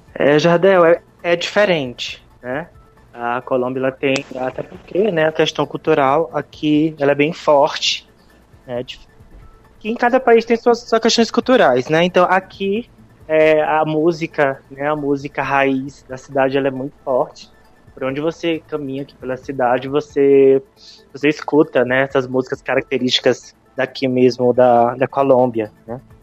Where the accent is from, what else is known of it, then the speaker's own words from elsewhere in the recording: Brazil; moved away; nós somos brasileiros